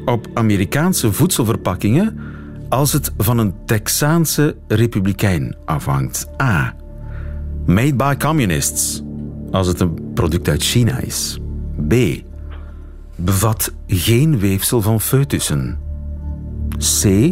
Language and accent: Dutch; East Flanders, Belgium; ik ben een echte Vlaming, geboren en getogen in eh, Oost-Vlaanderen